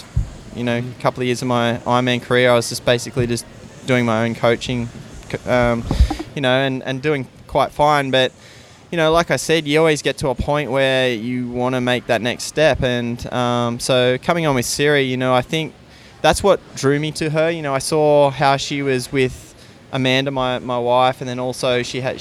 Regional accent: Gold Coast, Queensland, Australia; moved away; people that I went to school with or I grew up with on the Gold Coast

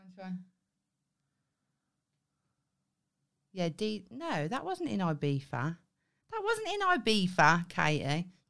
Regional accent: Birmingham, West Midlands, United Kingdom; now in Devon, United Kingdom; when I moved to Devon from Birmingham

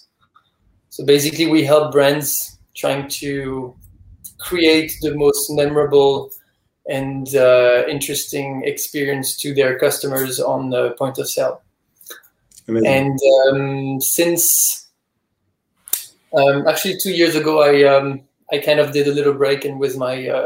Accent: France; moved away as an adult; also born or lived in Dubai / Beirut / New York; now in Ibiza, Spain; I'm originally from France, but I've lived a bit everywhere in the world.

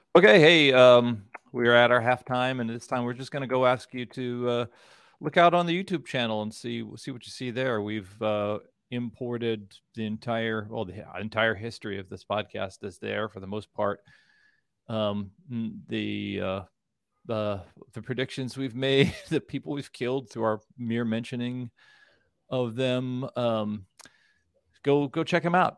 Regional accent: Kansas City, Missouri, United States; I'm from Kansas City

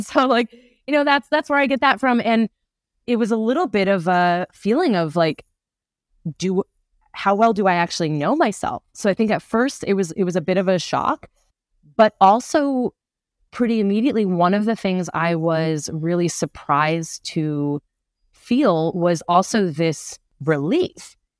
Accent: Providence, Rhode Island, United States; I grew up in Providence, Rhode Island. So not too far.

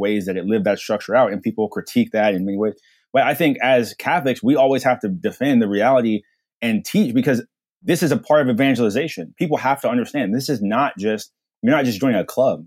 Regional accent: New York City, New York, United States; I was born actually in New York. I was born in, uh, Manhattan, area called Harlem.

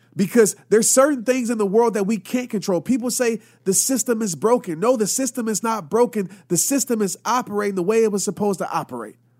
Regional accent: Louisiana, United States; also born or lived in Arkansas; growing up, I lived in a city in Louisiana. And my dad, we moved from Arkansas

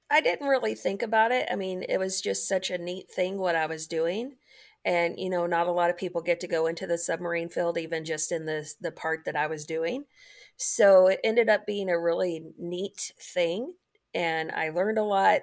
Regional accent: Kentucky, United States; moved away as an adult; also born or lived in Fort Knox / Norfolk, Virginia; I grew up in Kentucky

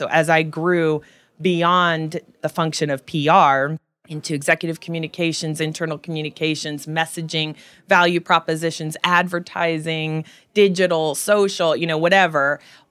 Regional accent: California, United States; so I was a little girl growing up in Silicon Valley, and my mom worked at HP, and it was in the late 60s and early 70s

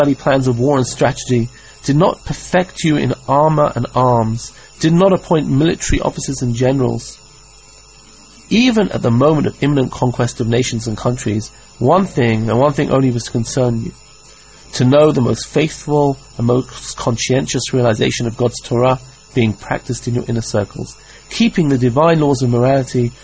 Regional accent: England, United Kingdom; I grew up in England

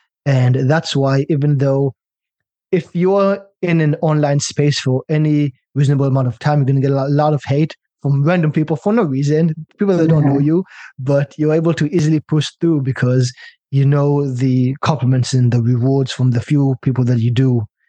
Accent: China; also born or lived in Israel / British Columbia, Canada; I'm from Israel originally, by the way, and I grew up in China, so all over the world.

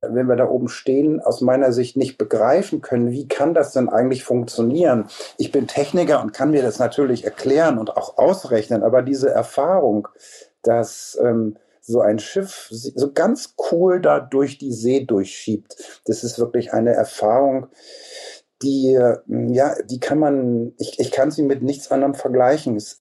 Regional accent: Hamburg, Germany; moved away; also born or lived in Cologne; Also ich bin Hamburger in fünfter Generation

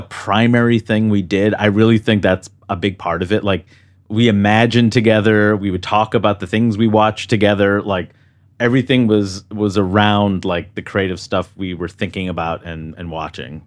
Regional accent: New York City, New York, United States; growing up in New York City in Queens

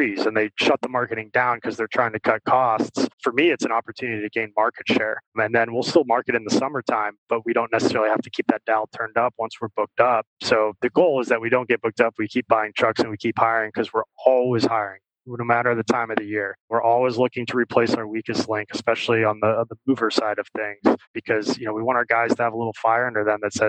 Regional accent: Venice, Florida, United States; I grew up in Venice, Florida

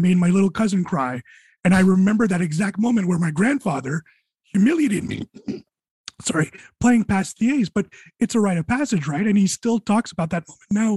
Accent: Quebec, Canada; I'm from French Canada.

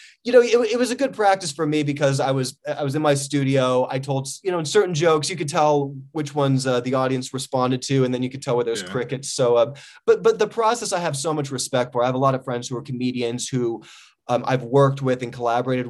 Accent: Los Angeles, California, United States; I grew up in Sherman Oaks

